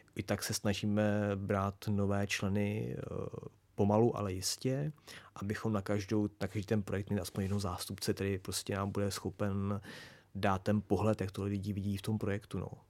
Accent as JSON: {"language": "Czech", "region": "Prague", "country": "Czechia", "tie": "born or raised there", "said": "já jsem vyrůstal kousek vedle na Lehovci a pak na Černém most, na mostě."}